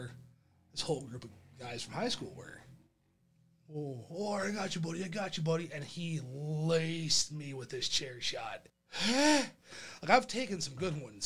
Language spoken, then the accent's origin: English; Monroe, United States; my hometown in Monroe